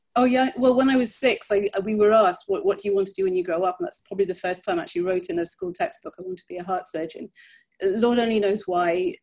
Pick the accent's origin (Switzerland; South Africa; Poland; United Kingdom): United Kingdom; Birmingham, West Midlands; moved away as an adult; also born or lived in London; now in United States; I was born in England in an area in the 1970s that most English people would have happily driven 50 miles around to avoid. Um, it's a city called Birmingham